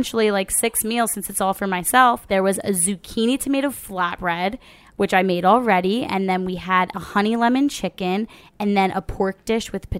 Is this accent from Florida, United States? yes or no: no; New Jersey, United States; South Jersey.